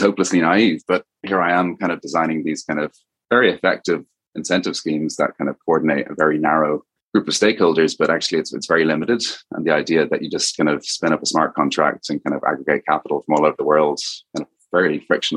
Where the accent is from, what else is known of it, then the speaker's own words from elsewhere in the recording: Dublin, Ireland; accent: Irish; as you kind of may hear from the accent of a name, I'm originally from Ireland, kind of went to school and university in Dublin